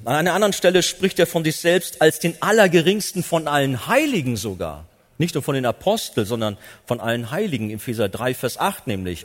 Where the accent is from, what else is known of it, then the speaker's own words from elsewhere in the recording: Germany; als Deutsche